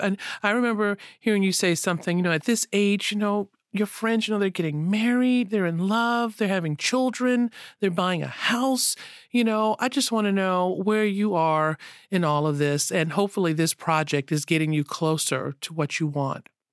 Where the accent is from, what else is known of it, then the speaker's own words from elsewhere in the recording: the South, United States; I grew up in the South